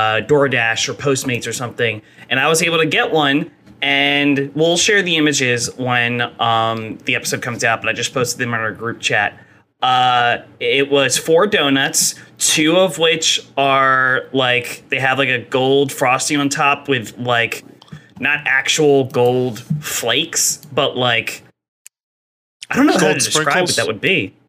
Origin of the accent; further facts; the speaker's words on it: New Jersey, United States; I'm from South Jersey, and we call sprinkles Jimmies in South Jersey.